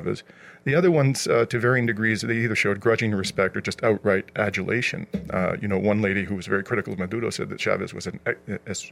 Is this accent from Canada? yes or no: yes; Canada; as a Canadian